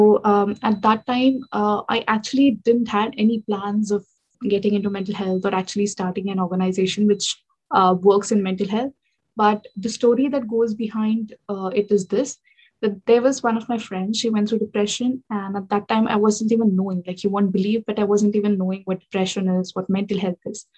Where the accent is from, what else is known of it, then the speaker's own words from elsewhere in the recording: India; moved away as an adult; now in London, United Kingdom; I'm from India, but now based in UK. I'm pursuing my MBA here in the UK, in London